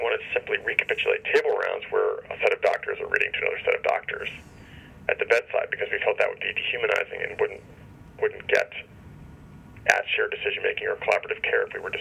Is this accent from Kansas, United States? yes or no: no; Cincinnati, Ohio, United States; I grew up in Cincinnati